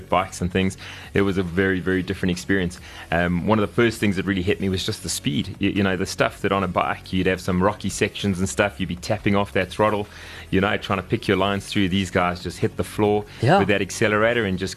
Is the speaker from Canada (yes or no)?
no; Kempton Park, Gauteng, South Africa; also born or lived in Birmingham, United Kingdom; So I grew up here. I grew up in Kempton Park on the East Rand